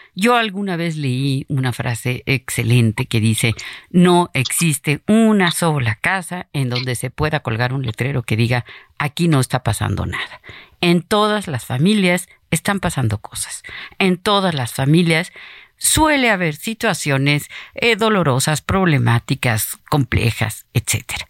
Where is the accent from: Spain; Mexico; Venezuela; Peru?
Mexico; nuestro pueblo mexicano